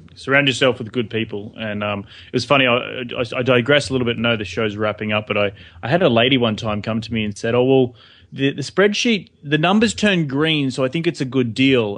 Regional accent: Australia; moved away as an adult; also born or lived in New York; now in Los Angeles, United States; we're English-speaking country

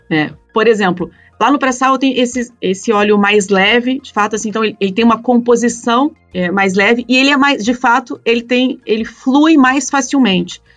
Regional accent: Curitiba, Paraná, Brazil; eu sou curitibana

